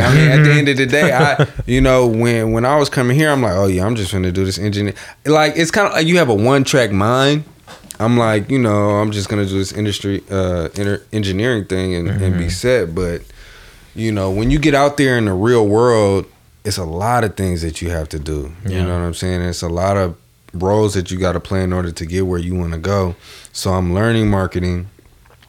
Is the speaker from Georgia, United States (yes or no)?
no; the Bay Area, California, United States; we're from the Bay. This is a big city area.